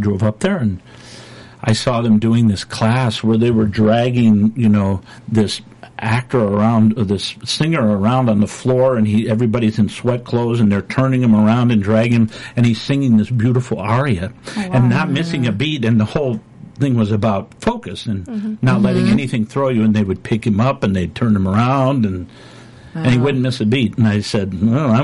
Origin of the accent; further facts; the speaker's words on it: Minnesota, United States; moved away; My wife and I grew up in Minnesota